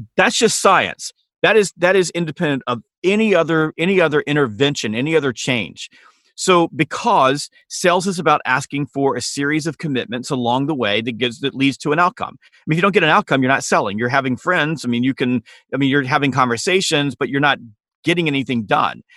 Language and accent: English; Harlem, Georgia, United States; I grew up in a small town called Harlem, Georgia